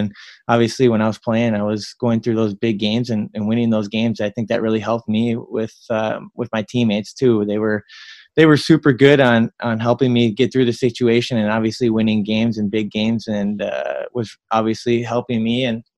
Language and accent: English; Minnesota, United States; when I was at Duluth, I'm playing in my home state